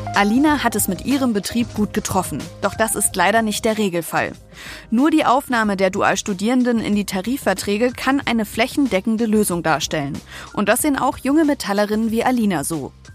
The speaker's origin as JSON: {"language": "German", "town": "Wolfsburg", "region": "Lower Saxony", "country": "Germany", "tie": "born or raised there", "said": "Ich komme gebürtig aus Wolfsburg"}